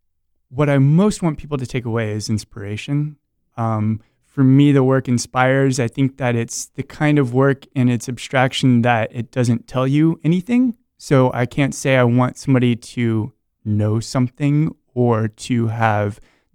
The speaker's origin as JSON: {"language": "English", "town": "Rockledge", "region": "Florida", "country": "United States", "said": "I'm from Brevard County, by the way, over in Rockledge."}